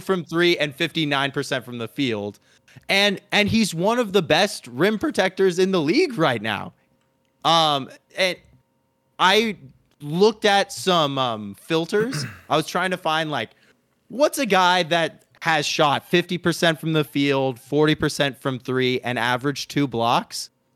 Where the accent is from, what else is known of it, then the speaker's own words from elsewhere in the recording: Arizona, United States; now in Los Angeles, United States; my home state of Arizona